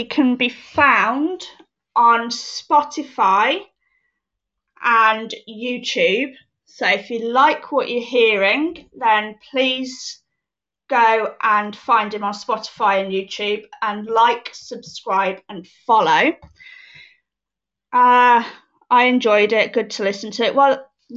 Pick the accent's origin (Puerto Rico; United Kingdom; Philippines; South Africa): United Kingdom; I am British. I am very much British